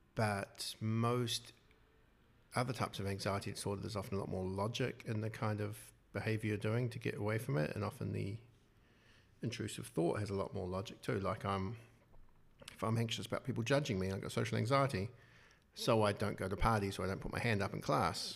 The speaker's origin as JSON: {"language": "English", "region": "Wellington", "country": "New Zealand", "said": "I'm from Wellington"}